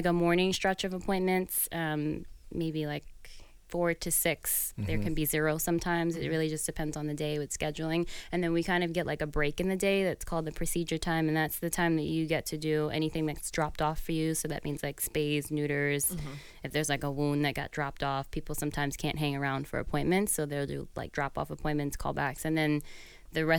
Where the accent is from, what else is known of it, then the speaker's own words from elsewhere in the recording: New York City, New York, United States; I grew up in New York City